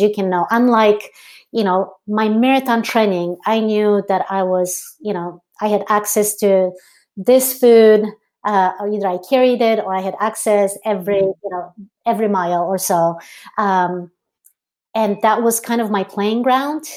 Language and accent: English; Poland; moved away; growing up in Poland, uh, so I grew up in Poland, Eastern European